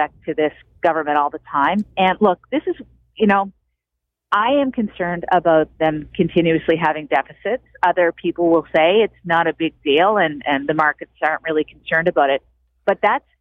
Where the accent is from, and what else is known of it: Cape Breton, Nova Scotia, Canada; moved away